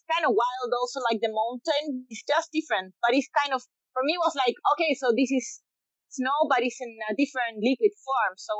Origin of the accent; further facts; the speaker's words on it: Chile; Born and raised in Chile